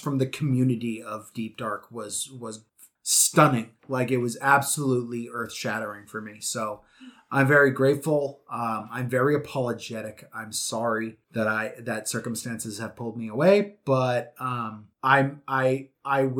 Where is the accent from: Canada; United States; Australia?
Canada; I'm Canadian